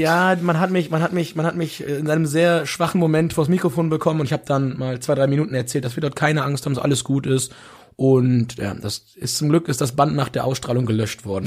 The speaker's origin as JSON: {"language": "German", "country": "Germany", "said": "wir als Deutsche"}